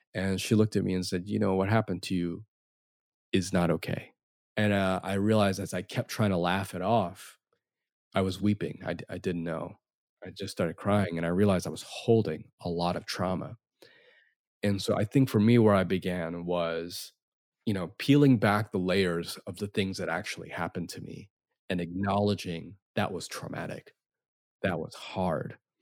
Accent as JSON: {"language": "English", "country": "United States", "said": "Asian Americans"}